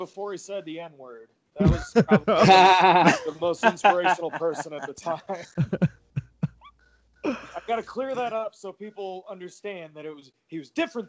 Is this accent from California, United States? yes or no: no; St. Louis, Missouri, United States; So, I'm from St. Louis, and it's really hard to get into wrestling here.